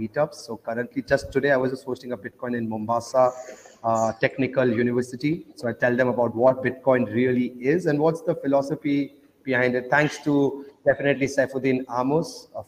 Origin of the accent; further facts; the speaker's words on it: Oman; moved away; also born or lived in India; I grew up in Oman, though. That's next to Dubai. So I grew up in a Muslim country